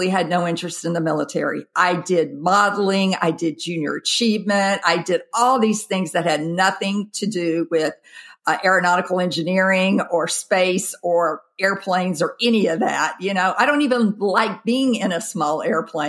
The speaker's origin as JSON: {"language": "English", "town": "Jackson", "region": "Mississippi", "country": "United States", "tie": "born or raised there", "moved": "as an adult", "said": "I grew up in the South, Jackson, Mississippi"}